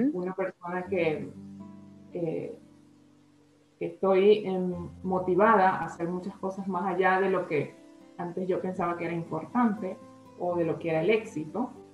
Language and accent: Spanish; Venezuela; first language Spanish; moved away as an adult; also born or lived in Colombia / Ecuador / Spain; soy venezolana